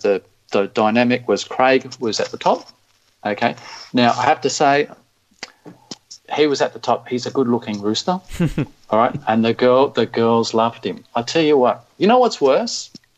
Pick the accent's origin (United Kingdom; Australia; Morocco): Australia; we're different, we're Australian, we don't have to play the game this way